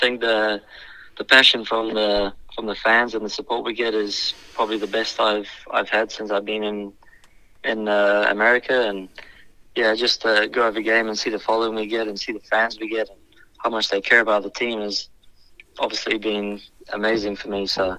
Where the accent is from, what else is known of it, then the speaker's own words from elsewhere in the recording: South Africa; born there; I think going back, I was born in South Africa